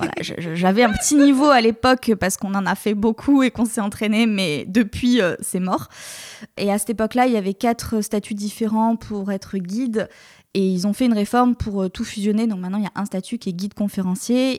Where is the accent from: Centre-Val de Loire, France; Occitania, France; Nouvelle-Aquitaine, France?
Nouvelle-Aquitaine, France; Bordeaux; moved away as an adult; also born or lived in Mont-Saint-Michel / Rennes; je suis de Bordeaux mon copain, ma famille, tout le monde est à Bordeaux